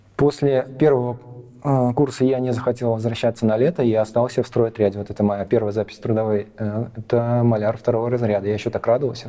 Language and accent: Russian; Belarus; also born or lived in Latvia; Когда был такой колобок, меня увезли угу. в Беларусь